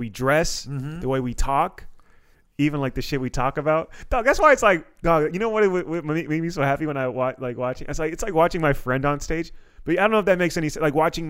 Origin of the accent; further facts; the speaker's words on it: Silver Spring, Maryland, United States; moved away as an adult; now in Los Angeles, United States; I'm from Silver Spring. Like, I'm D.C. Like, I'm more D.C. than Iranian or Bolivian